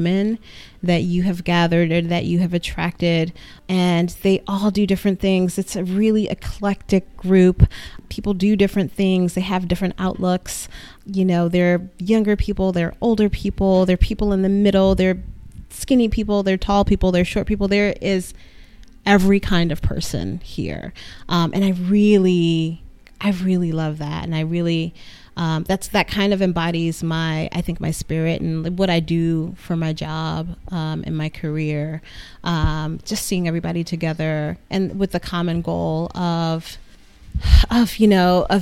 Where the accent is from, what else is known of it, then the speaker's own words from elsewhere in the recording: New York, United States; I'm from New York